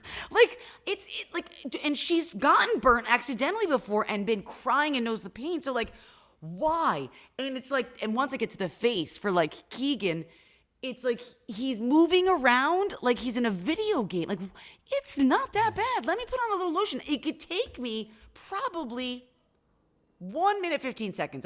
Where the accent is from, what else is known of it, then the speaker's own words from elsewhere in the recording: upstate New York, United States; I'm an upstate New Yorker